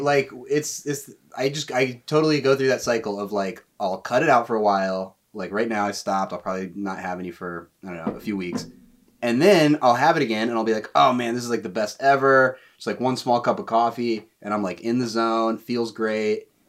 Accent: Raleigh, North Carolina, United States; moved away as an adult; also born or lived in Boone, North Carolina; now in New York City, United States; I'm from Raleigh

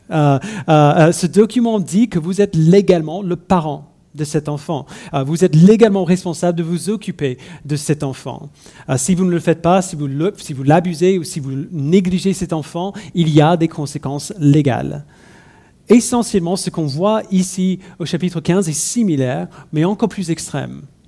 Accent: United States; French is a second language; now in France; je suis né et j'ai grandi euh, aux États-Unis.

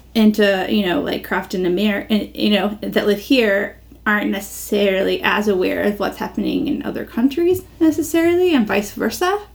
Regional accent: United States; moved away as an adult; also born or lived in London; being American

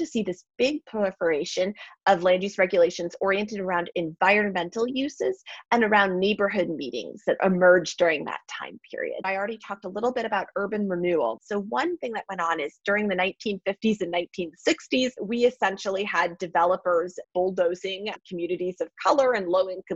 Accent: Milwaukee, Wisconsin, United States; I'm from Milwaukee, Wisconsin

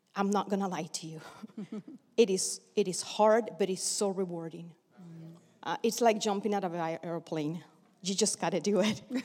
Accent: Bluefields, South Caribbean Coast Autonomous Region, Nicaragua; now in United States; I was born in Nicaragua, actually Bluefields in the Atlantic coast of Nicaragua.

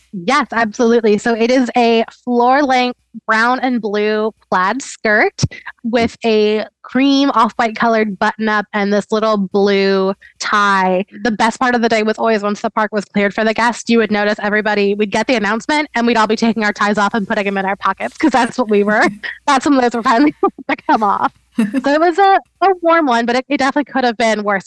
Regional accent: North Carolina, United States; also born or lived in South Florida; we moved to North Carolina when I was in elementary school

